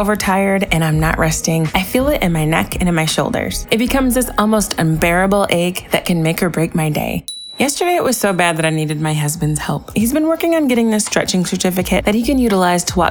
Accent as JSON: {"language": "English", "country": "United States", "said": "as an American"}